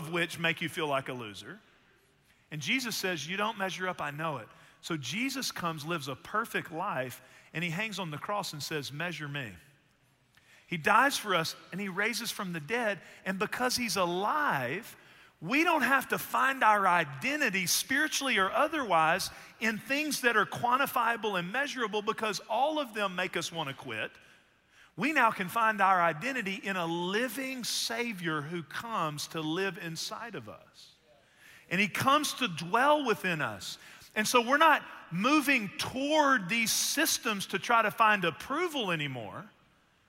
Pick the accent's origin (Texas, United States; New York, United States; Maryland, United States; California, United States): Texas, United States; We're from Texas